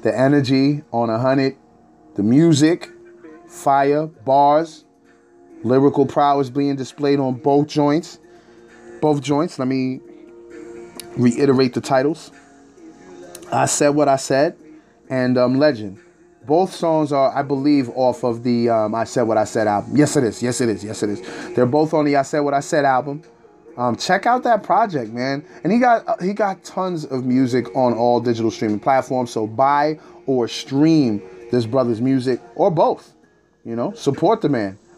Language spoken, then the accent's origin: English; Rockland County, New York, United States; I currently reside in Nyack, brother. I'm from Rockland County, New York